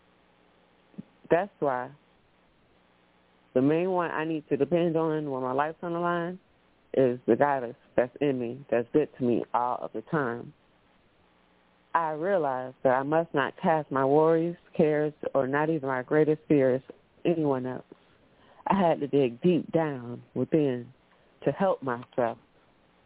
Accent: Orlando, Florida, United States; I'm from Orlando, Florida. I moved to a small town

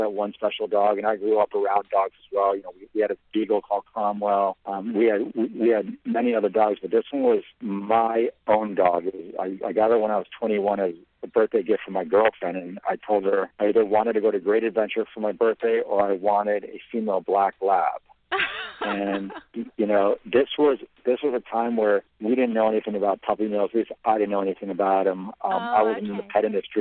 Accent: Italy; also born or lived in Paris, France; now in United States; I was born in Italy

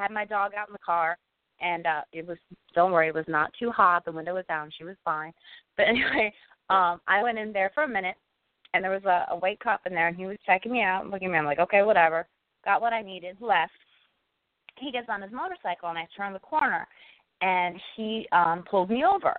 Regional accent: Cleveland, Ohio, United States; in my hometown of Cleveland

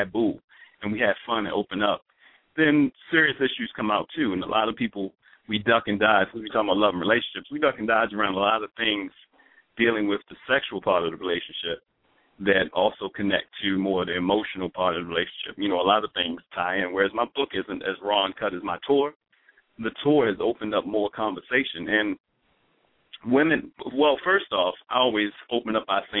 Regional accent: Baltimore, Maryland, United States; moved away as an adult; now in Los Angeles, United States; I'm from Baltimore, Maryland

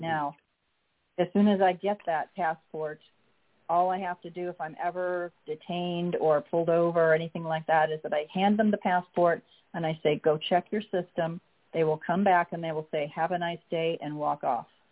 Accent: Illinois, United States; I am a state citizen of my birth state of Illinois

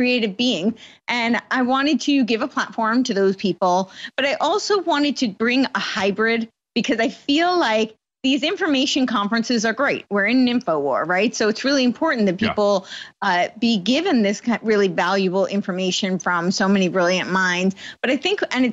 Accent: United States; moved away as an adult; also born or lived in New York City / Los Angeles; I grew up on the East Coast, right outside New York City

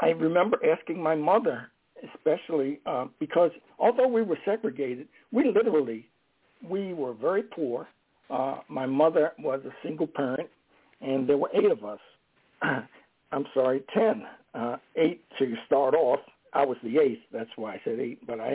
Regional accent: Baltimore, Maryland, United States; moved away as an adult; a black man growing up in Baltimore, Maryland, in the 1940s, 50s, and 60s, I left for Baltimore in 1961.

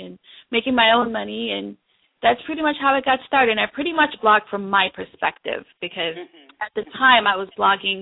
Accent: New York, United States; moved away as an adult; also born or lived in Jamaica; now in Washington, D.C., United States; I'm actually originally from Jamaica, and so I came here to live with my mom when I was 11, and so I spent most of my childhood in New York

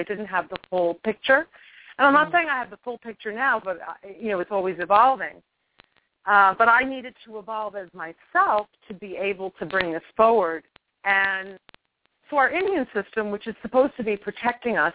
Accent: New York, United States; moved away as an adult; also born or lived in England / Truth or Consequences, New Mexico; I'm from New York, and I can go back to my New York behavior

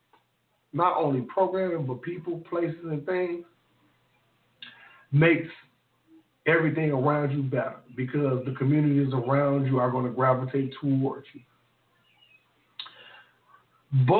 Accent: Memphis, Tennessee, United States; If you're from the South, like I'm from the South. I'm from North Memphis

